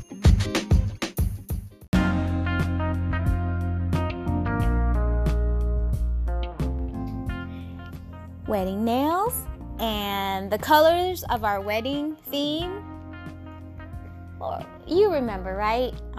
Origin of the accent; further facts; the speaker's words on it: Washington, United States; Born and raised in Washington